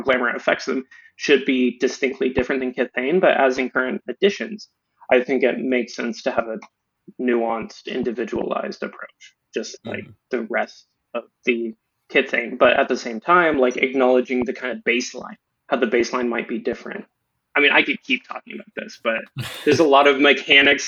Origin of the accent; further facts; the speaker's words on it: Eastern Oklahoma, United States; moved away as an adult; now in East Coast, United States; I'm from Eastern Oklahoma. I recently moved to the East Coast school